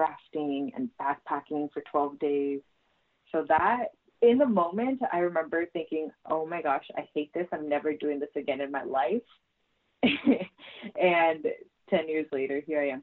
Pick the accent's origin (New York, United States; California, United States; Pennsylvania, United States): California, United States; Santa Maria; I'm from Santa Maria, California